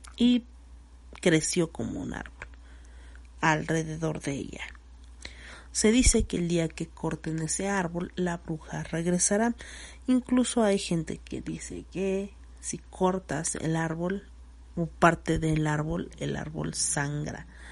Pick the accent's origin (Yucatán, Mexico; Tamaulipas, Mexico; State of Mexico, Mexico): State of Mexico, Mexico; Cuautzingo; en mi pueblo, ¿no? En el pueblo, a la entrada de Cuautzingo